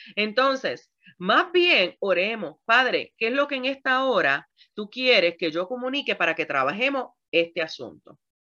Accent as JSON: {"language": "Spanish", "country": "Puerto Rico", "said": "yo soy puertorriqueña"}